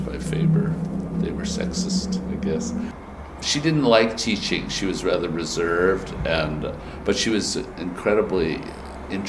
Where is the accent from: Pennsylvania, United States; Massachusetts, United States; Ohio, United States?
Massachusetts, United States; moved away as an adult; also born or lived in England; now in New York, United States; I was from Massachusetts